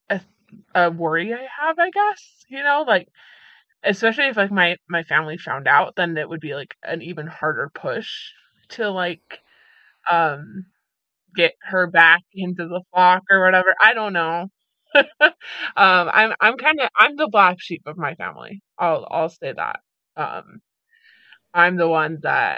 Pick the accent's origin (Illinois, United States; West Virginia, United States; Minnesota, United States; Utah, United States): Utah, United States; moved away; growing up in Utah